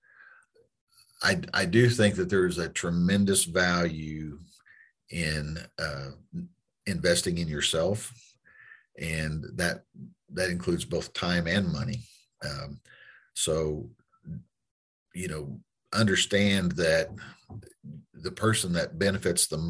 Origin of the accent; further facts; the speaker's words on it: Granby, Missouri, United States; I was raised in Southwest Missouri